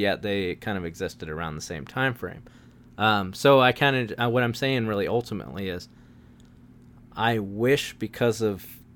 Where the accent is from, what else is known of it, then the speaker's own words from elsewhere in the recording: Wilmington, North Carolina, United States; I was raised in Wilmington, North Carolina